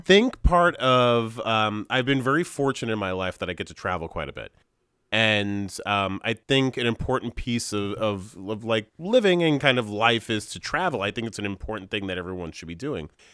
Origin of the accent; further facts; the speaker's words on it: Hudson Valley, New York, United States; I identify as like a New Yorker